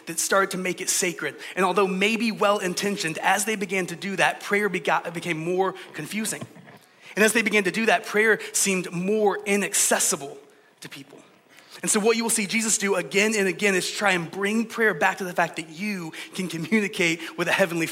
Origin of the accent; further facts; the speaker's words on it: Georgia, United States; I'm from Georgia, so in the South, we say things like, bless your heart.